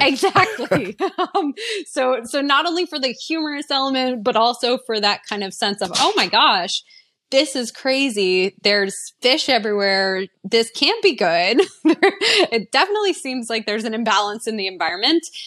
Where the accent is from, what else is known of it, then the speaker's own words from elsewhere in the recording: East Coast, United States; I grew up on the East Coast